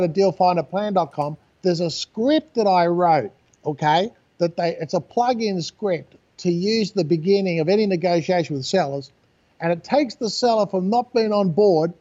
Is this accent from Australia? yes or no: yes; Australia; I do tend to speak a little fast because I'm Australian